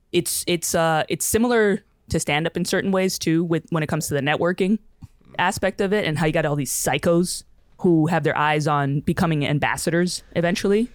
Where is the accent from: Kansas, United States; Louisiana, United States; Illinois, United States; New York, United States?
New York, United States; New York City; as a kid growing up in the Bronx